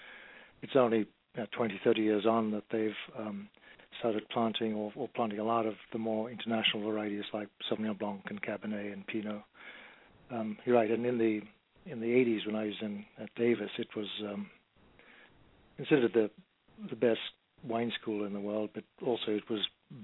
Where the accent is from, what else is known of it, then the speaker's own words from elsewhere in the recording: Zimbabwe; moved away; I grew up in Rhodesia in Africa